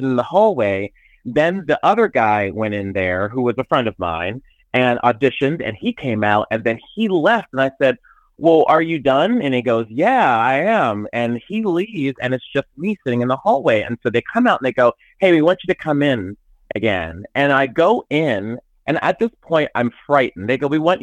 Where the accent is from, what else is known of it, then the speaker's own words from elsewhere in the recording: Pittsburgh, Pennsylvania, United States; I'm from Pittsburgh.